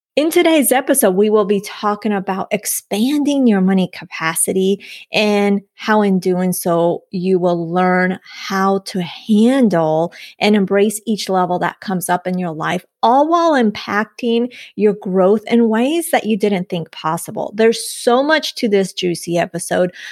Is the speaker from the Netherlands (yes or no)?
no; Colombia; yo de Colombia